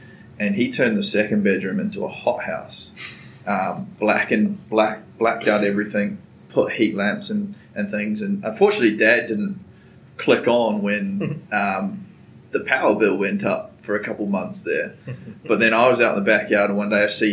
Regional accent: New Zealand; moved away as an adult; also born or lived in Wellington / Dunedin / Brisbane / Chicago; now in Chattanooga, United States; I was born and raised in New Zealand

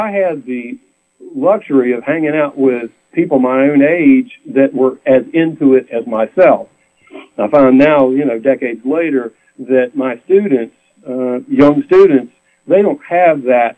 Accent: Roanoke, Virginia, United States; I was born and raised in Roanoke, Virginia, in the Blue Ridge Mountains

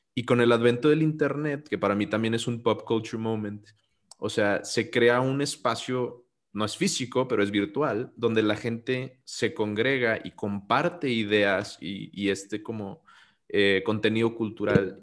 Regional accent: Mexico; yo soy mexicano

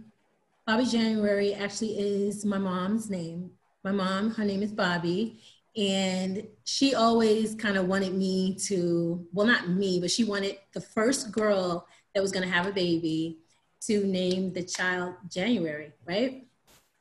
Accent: Long Island, New York, United States; moved away as an adult; also born or lived in Miami; now in Atlanta, United States; Growing up in Long Island

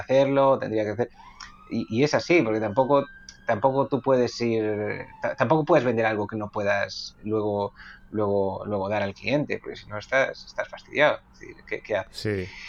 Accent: Bueu, Galicia, Spain; en mi pueblo

